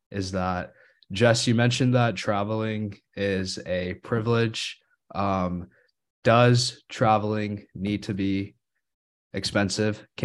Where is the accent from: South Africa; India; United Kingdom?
India; born there; I was born in India, so I've had the I've been fortunate enough to go and spend my summers visiting grandparents